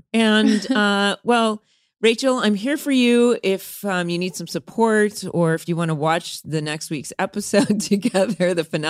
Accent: San Bernardino, California, United States; I'm actually from San Bernardino. I was born in San Bernardino, Upland, California.

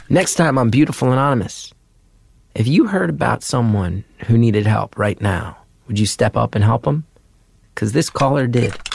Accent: New Jersey, United States; growing up in Jersey

